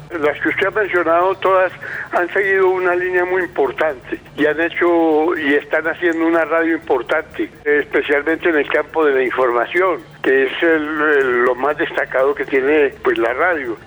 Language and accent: Spanish; Medellín, Antioquia, Colombia; yo soy de Medellín